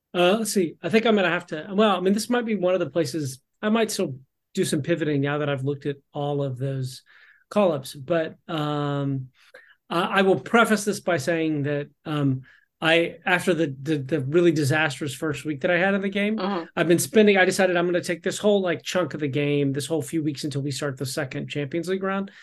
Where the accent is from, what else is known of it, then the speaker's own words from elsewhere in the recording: Texas, United States; I'm from Texas